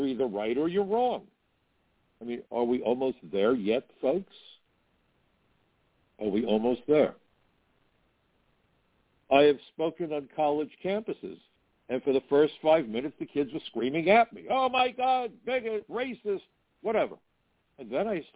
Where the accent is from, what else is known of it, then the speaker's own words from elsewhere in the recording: United States; I'm American